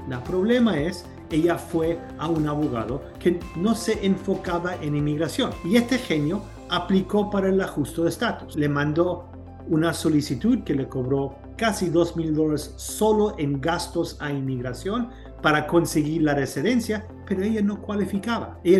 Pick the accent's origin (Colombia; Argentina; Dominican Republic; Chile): Chile; now in United States; En los años 80, mi familia nos, nos venimos aquí de Chile, nos dieron una visa de seis meses, visa de turistas.